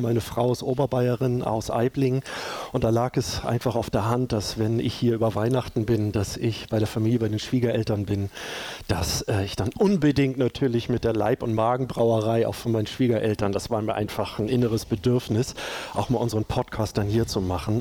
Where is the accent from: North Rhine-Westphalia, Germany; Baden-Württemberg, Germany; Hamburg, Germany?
Hamburg, Germany; bei uns in Hamburg